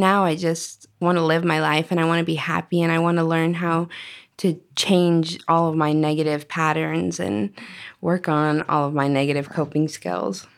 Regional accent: Arizona, United States; also born or lived in Washington; I grew up in Arizona. I've lived here for

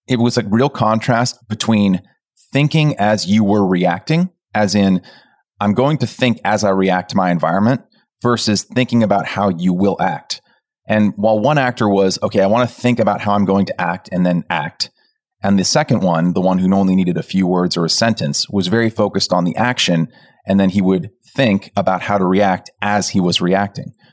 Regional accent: Pleasanton, California, United States; moved away as an adult; moving from my hometown of Pleasanton to college

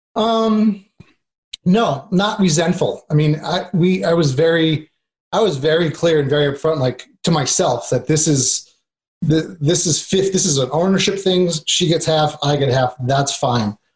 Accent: New York, United States; moved away; I'm originally from New York

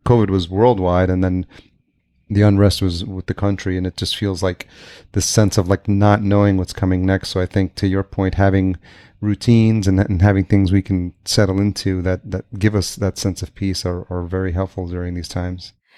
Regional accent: Yonkers, New York, United States; moved away as an adult; also born or lived in El Salvador / Greenpoint, New York City / East Village, New York City / Lower East Side, New York City; now in Minneapolis, United States; I grew up just outside New York City in Yonkers

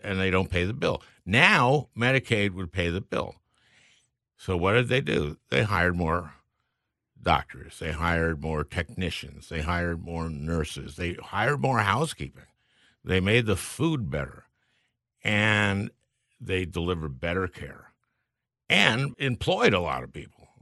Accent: St. Louis Park, Minnesota, United States; I grew up in St. Louis Park, which is a suburb of Minneapolis

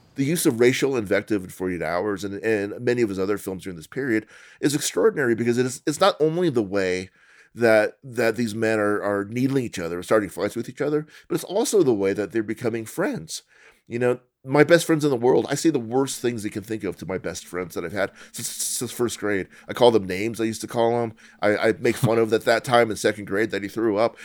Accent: Colorado, United States; I'm Asian American. I, my, my parents were Chinese. I was born in Colorado

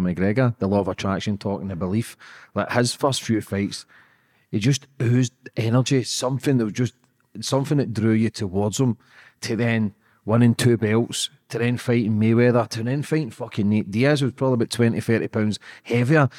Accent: Scotland, United Kingdom; I'm just a Scottish guy

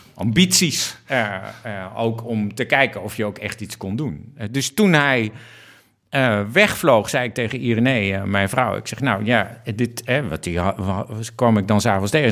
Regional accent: Netherlands; een Nederlandse eh, jongen die uh, waarnemend directeur-generaal eh, Ruimte en Water is

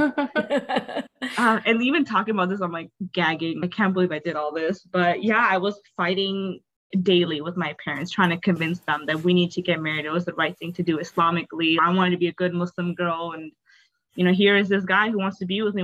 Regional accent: North Dakota, United States; also born or lived in Bangladesh / Canada; I grew up, a uh, majority of my life, I grew up in Canada and in North Dakota in America. Mm-hmm. And obviously, there's not much diversity in North Dakota. I spent, I think, 16 years of my life in North Dakota.

